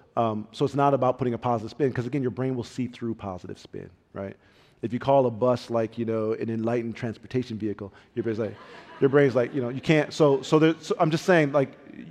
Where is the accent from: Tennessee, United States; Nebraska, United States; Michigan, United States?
Michigan, United States; Pontiac; I grew up in Pontiac, Michigan, very rough town